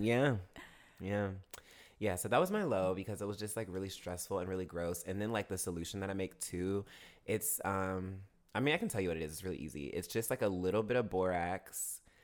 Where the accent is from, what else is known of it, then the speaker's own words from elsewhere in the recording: Augusta, Georgia, United States; also born or lived in Martinez, Georgia / Evans, Georgia; now in Atlanta, United States; Augusta, Georgia, my hometown